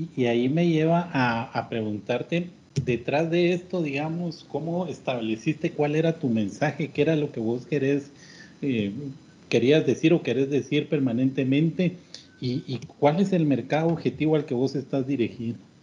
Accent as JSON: {"language": "Spanish", "country": "Guatemala", "said": "así somos los chapines"}